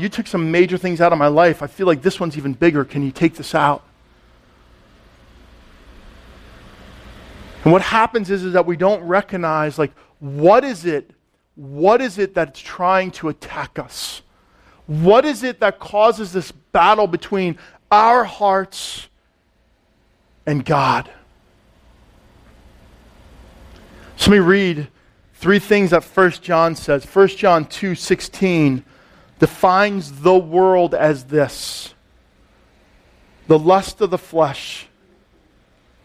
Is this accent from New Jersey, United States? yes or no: yes; Allendale, New Jersey, United States; I grew up in Allendale, Upper Saddle River